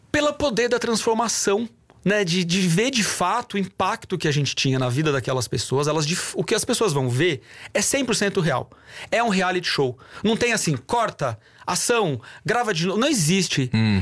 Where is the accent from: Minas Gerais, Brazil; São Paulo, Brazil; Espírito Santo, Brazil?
São Paulo, Brazil; Sorocaba; eu não sou brasileiro apenas